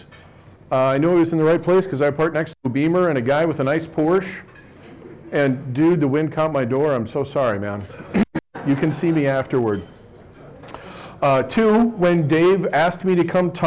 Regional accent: North Bay, California, United States; moved away; also born or lived in Dartmouth; growing up in the North Bay

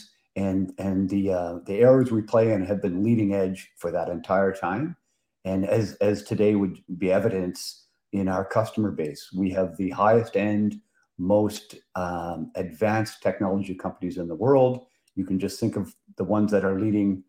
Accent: Prince Edward Island, Canada; moved away as an adult; also born or lived in New Brunswick; now in Ottawa, Canada; So I'm from Prince Edward Island, and I went to UPEI

